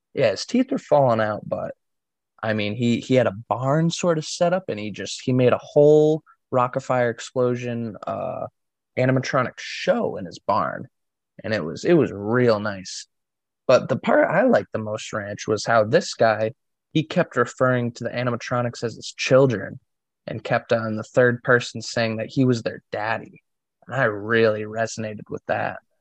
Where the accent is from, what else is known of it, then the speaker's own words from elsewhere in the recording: New England, United States; myself growing up in New England